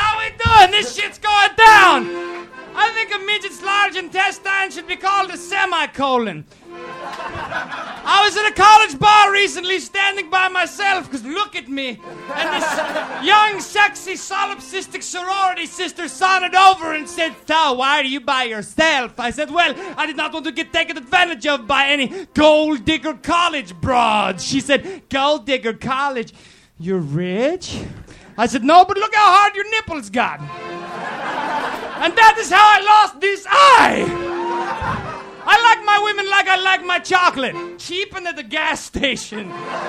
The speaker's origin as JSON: {"language": "English", "region": "Scotland", "country": "United Kingdom", "said": "I'd say, I'm from Scotland."}